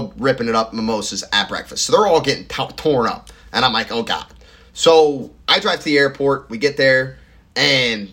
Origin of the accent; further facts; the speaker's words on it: the South, United States; as the Southerner that I am